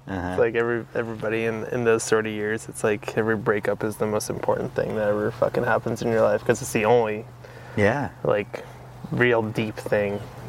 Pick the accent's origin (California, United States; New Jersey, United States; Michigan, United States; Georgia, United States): California, United States; San Diego; now in Santa Cruz, United States; I'm from San Diego